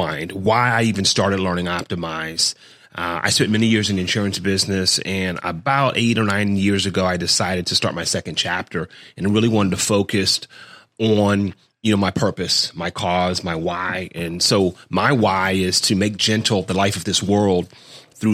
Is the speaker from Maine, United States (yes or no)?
no; Key West, Florida, United States; I grew up in Key West, Florida